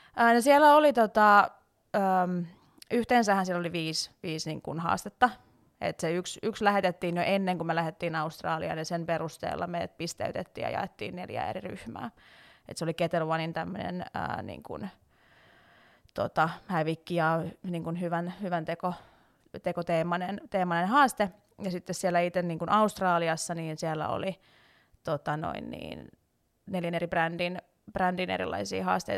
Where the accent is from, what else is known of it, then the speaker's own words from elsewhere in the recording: Salo, Southwest Finland, Finland; moved away as an adult; also born or lived in Turku / Tampere; now in Helsinki, Finland; mä on siis Salosta alun perin. Mä ihan varsinais-suomalainen niin sanotusti ja tota, siellä kasvanut ja syntynyt